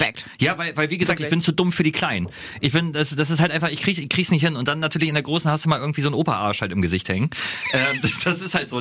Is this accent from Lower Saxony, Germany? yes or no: yes; Lower Saxony, Germany; bei uns in Niedersachsen